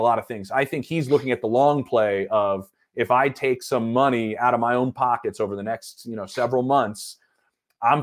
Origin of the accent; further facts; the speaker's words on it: Philadelphia, Pennsylvania, United States; accent: Philly; moved away; my Philly accent